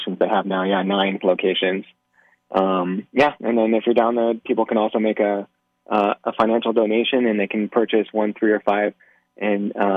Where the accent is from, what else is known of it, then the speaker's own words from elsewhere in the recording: Nevada, United States; born and raised in Nevada